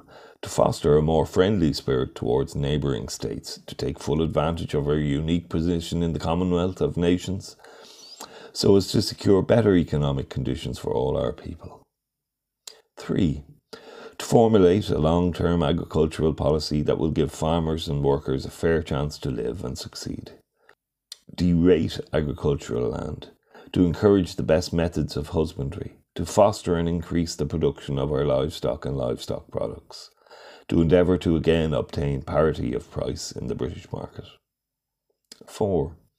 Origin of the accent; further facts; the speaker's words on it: County Monaghan, Ireland; born there; also born or lived in Dublin; I was born in County Monaghan, and except for my time at school and college in Dublin and during my active service in the 1914 to 18 war, I have lived my life in the county.